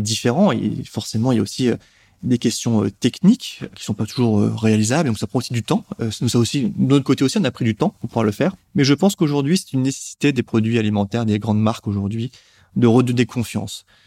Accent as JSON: {"language": "French", "country": "France", "said": "la soupe fait partie de notre histoire et de notre consommation en tant que Français"}